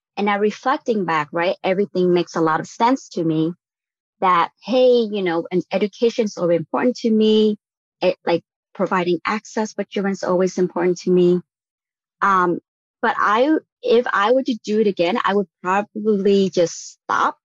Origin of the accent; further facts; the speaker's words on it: Vietnam; moved away as an adult; now in United States; I was born and raised in Vietnam. I came over for college